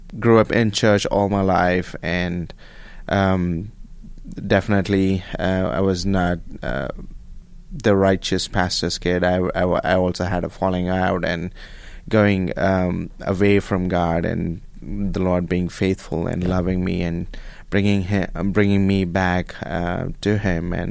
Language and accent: English; Bengaluru, Karnataka, India; moved away as an adult; now in Abilene, United States; I am from India, from a city called